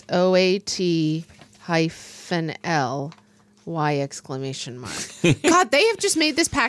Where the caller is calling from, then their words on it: Georgia, United States; I grew up in Georgia and my spouse grew up in Illinois.